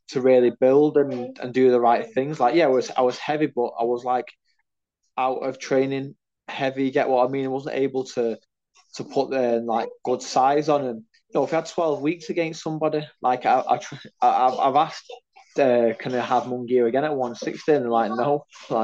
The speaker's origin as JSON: {"language": "English", "country": "United Kingdom", "said": "I'm a Brit"}